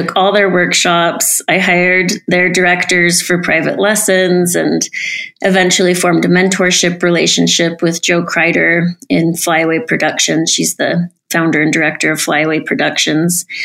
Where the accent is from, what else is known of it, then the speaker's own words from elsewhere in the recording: Salt Lake City, Utah, United States; I grew up in Salt Lake City